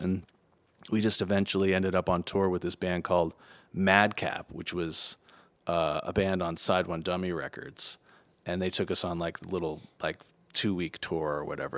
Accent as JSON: {"language": "English", "town": "Los Angeles", "region": "California", "country": "United States", "tie": "born or raised there", "said": "I was born in Hollywood in, in a little bungalow."}